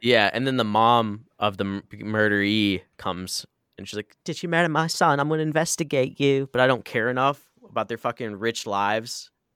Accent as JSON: {"language": "English", "region": "Midwest", "country": "United States", "tie": "born or raised there", "said": "we grew up in the Midwest"}